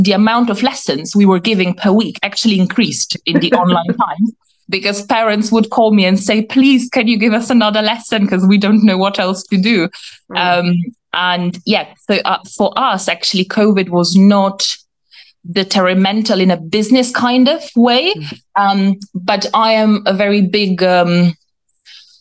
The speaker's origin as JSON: {"language": "English", "country": "Slovenia", "tie": "born or raised there", "moved": "yes", "lives_now": "United Kingdom", "said": "I'm not originally from the UK. I'm from Slovenia."}